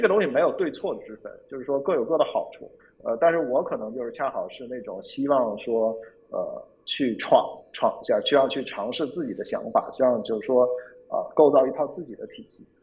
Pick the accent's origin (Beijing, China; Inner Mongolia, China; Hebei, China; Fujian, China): Beijing, China; also born or lived in Shenzhen; 因为我本身是北京人，所以说北京我也比较熟悉